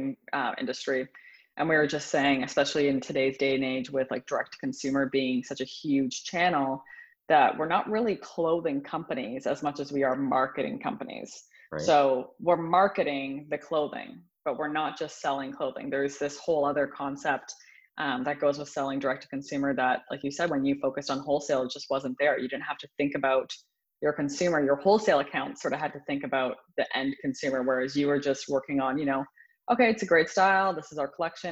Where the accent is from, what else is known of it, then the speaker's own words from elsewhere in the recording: Arnprior, Ontario, Canada; now in Toronto, Canada; I grew up outside of a very small town. The town is called Arnprior, and the village that I lived in is called Waba